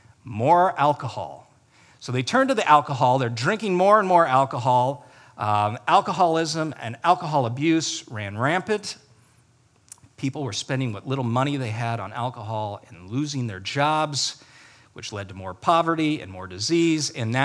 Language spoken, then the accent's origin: English; Ireland; And I know that's how you say it because I'm Irish.